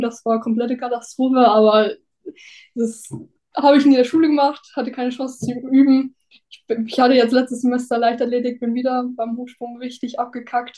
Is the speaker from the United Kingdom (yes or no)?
yes; near Newcastle, North East England, United Kingdom; now in Germany; Ich bin in England aufgewachsen, also beziehungsweise bin in Deutschland geboren und dann mit zweieinhalb, sind, also als ich zweieinhalb war, sind meine Eng Eltern nach England gezogen, in den Nordosten, in die Nähe von Newcastle